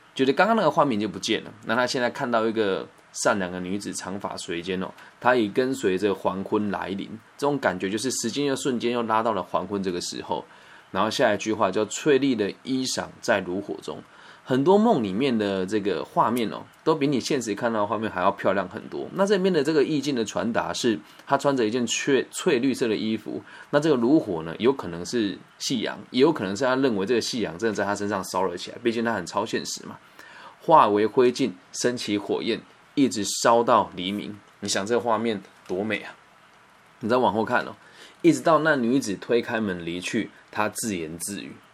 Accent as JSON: {"language": "Chinese", "town": "Puyan", "region": "Changhua County", "country": "Taiwan", "tie": "born or raised there", "moved": "yes", "said": "我的老家，在彰化浦盐一个小乡村里面"}